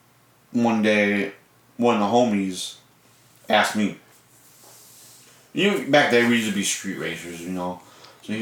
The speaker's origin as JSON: {"language": "English", "town": "Rockford", "region": "Illinois", "country": "United States", "tie": "born or raised there", "said": "Born and raised in Rockford"}